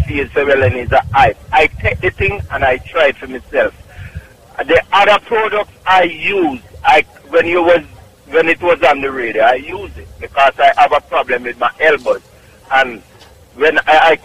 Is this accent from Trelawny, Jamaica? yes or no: yes; Clark's Town, Trelawny, Jamaica; also born or lived in Bronx, New York; now in New York, United States; Clarkstown, Jamaica, Trelawney